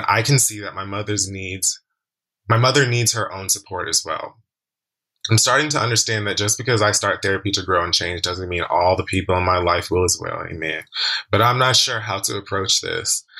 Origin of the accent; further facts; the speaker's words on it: Jamaica; Jamaican man myself, also early 30s